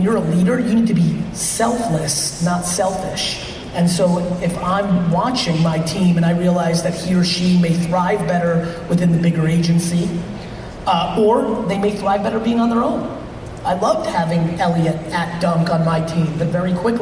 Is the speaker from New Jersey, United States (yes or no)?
yes; New Jersey, United States; also born or lived in Soviet Union; I was born in the Soviet Union, very immigrant upbringing, 8 family members in a studio apartment, rugged stuff. My dad got a job as a liquor in a liquor store, eventually saved all his money, bought a small store in New Jersey